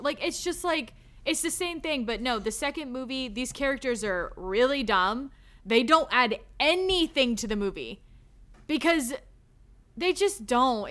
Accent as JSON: {"language": "English", "region": "the South", "country": "United States", "said": "I'm from the South"}